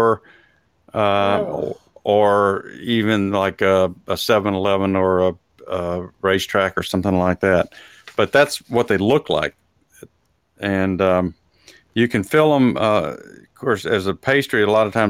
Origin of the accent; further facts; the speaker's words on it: Texas, United States; now in Atlanta, United States; I was raised in Texas, so we had some real authentic food, Mexican food there.